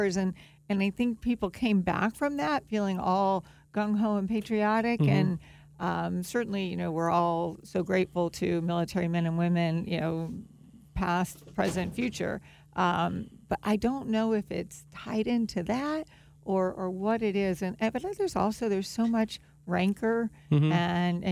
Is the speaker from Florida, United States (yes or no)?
yes; Palm Beach County, Florida, United States; also born or lived in Chapel Hill, North Carolina / Durham, North Carolina / Los Angeles, California; I actually was born and raised in Palm Beach County